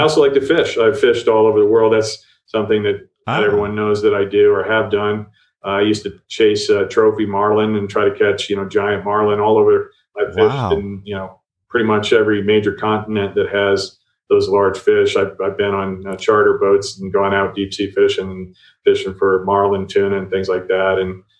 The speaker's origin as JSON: {"language": "English", "region": "Ohio", "country": "United States", "also_born_or_lived": "New Jersey / Colorado", "said": "Well, I grew up all over. I'm from Ohio originally."}